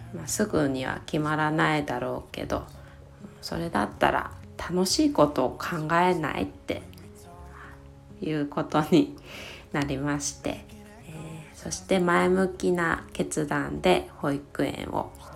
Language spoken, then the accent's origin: Japanese; Kitakyushu, Fukuoka, Japan; 私は出身が北九州市の小倉南区に、えー、なります